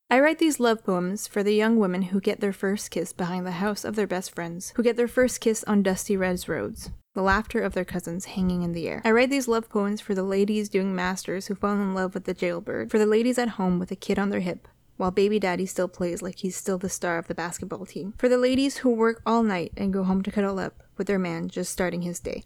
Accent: Canada; first language French; English is a second language; French is my first language. It is a linguistic minority in Canada, but I didn't have a choice but to learn English.

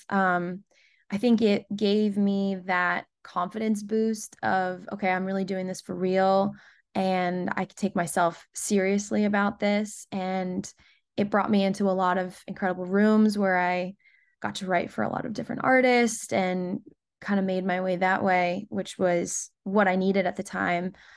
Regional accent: Rhode Island, United States; moved away as an adult; also born or lived in Nashville, United States; now in Los Angeles, United States; Born and raised in Rhode Island

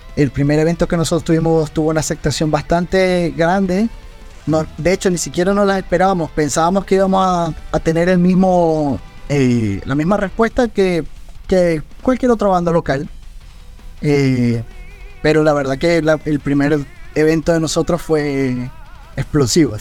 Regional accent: Venezuela; mi sangre y de mi tierra

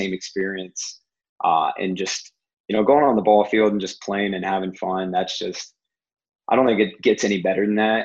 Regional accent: about 40 minutes from Toledo, Ohio, United States; 40 minutes from my hometown

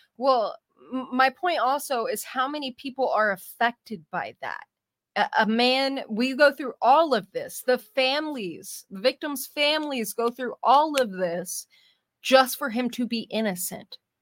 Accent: California, United States; also born or lived in San Diego; I'm from California too

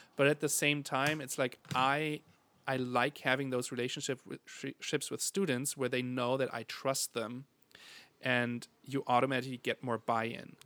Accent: Germany; moved away; I'm from Germany.

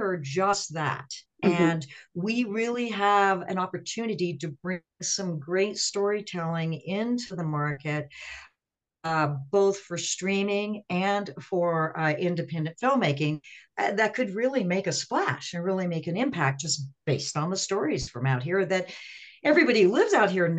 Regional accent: Las Cruces, New Mexico, United States; also born or lived in Seattle; now in Albuquerque, United States; I'm from Las Cruces

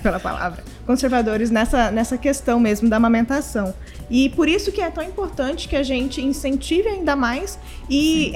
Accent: Brazil; nós, enquanto brasileiros

